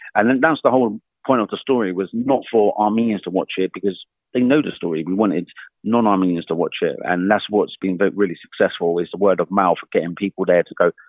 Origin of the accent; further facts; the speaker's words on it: United Kingdom; me being British